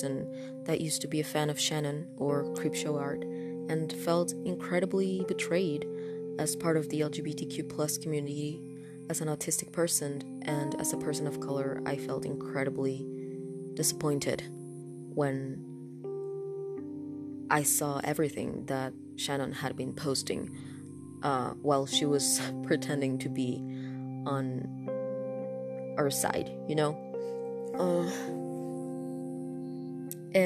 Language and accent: English; Honduras; first language Spanish; English is a second language; English is not my first language. I'm from Honduras, and my first language is Spanish, so I do have an accent